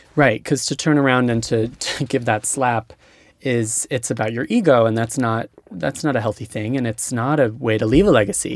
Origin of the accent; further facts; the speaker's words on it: Hawaii, United States; moved away; I'm from Hawaii